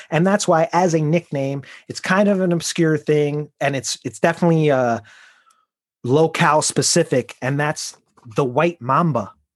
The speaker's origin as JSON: {"language": "English", "town": "Chicago", "region": "Illinois", "country": "United States", "said": "I grew up probably until I was about 20 saying the word pop. And because uh, I'm from Chicago, I'm from the Midwest, it's what we say."}